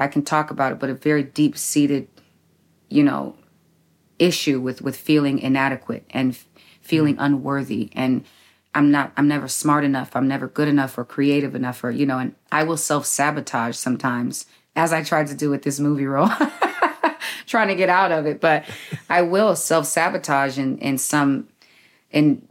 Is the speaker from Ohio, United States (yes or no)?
no; San Diego, California, United States; I'm actually from Southeast San Diego. So I'm from the West Coast too